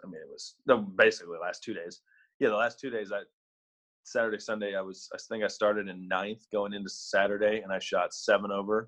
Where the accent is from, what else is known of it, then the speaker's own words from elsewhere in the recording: Kansas City, Missouri, United States; also born or lived in Philadelphia area; now in Dallas, United States; I grew up in Kansas City and I'm down in Dallas now